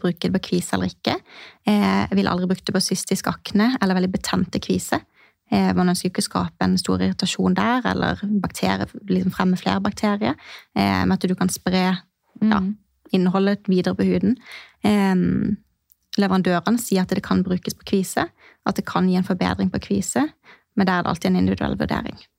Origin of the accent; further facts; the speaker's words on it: Mandal, Agder, Norway; moved away as an adult; now in Kristiansand, Norway; Jeg kommer eh, egentlig fra Mandal, eh, en time, trygg kvarter fra Kristiansand. Men har bodd i Kristiansand de siste eh, seks årene.